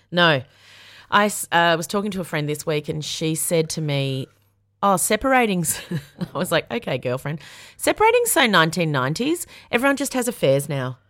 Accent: Yarra Valley, Victoria, Australia; I'm a bogan from the Yarra Valley, so I know how to party.

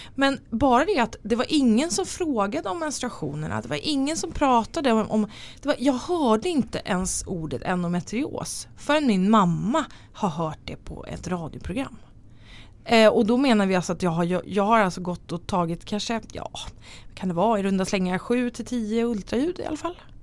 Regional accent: Tyresö, Stockholm County, Sweden; now in Nacka, Sweden; Jag är från Stockholm, eller utanför Stockholm. Jag är född i Tyresö, men eh, bor i Nacka

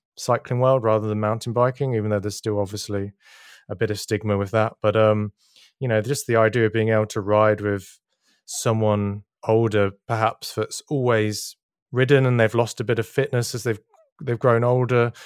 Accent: Berlin, Germany; Berlin, which is my hometown

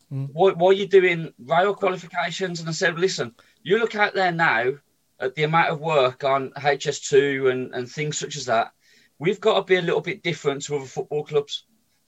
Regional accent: Birmingham, West Midlands, United Kingdom; I was brought up in Sheldon.

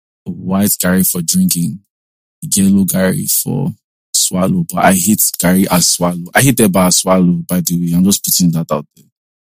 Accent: Igbo, Igboland, Nigeria; I'm Igbo.

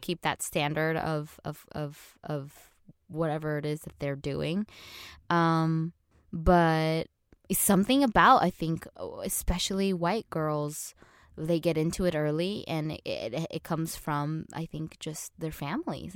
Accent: Orange County, California, United States; growing up in Orange County

